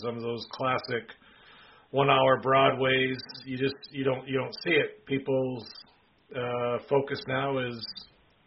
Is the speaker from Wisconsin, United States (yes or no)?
yes; Wisconsin, United States; I'm from Wisconsin